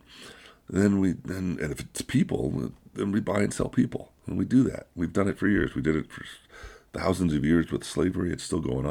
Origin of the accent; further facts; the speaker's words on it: United States; I grew up in America. I've been here for over 60 years